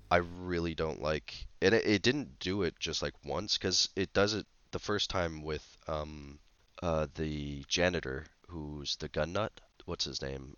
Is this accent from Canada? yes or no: yes; Canada